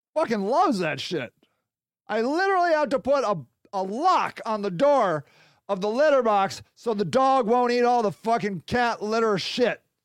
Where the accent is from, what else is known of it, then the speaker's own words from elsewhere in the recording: United States; I'm American